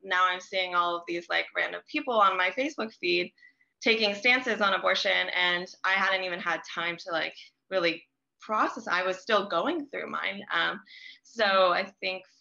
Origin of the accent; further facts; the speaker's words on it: Midwest, United States; now in Nashville, United States; I'm currently based in Nashville, Tennessee. I'm originally from the Midwest though, so have a weird experience of growing up in a pretty Democratic area